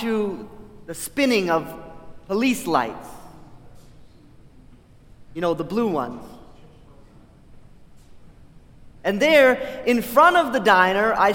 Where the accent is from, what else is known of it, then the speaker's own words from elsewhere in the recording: Farmington, Maine, United States; moved away; my hometown in the state of Maine.